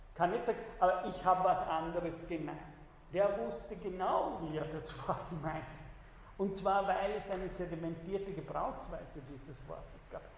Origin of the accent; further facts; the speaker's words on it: Austria; wir in Österreich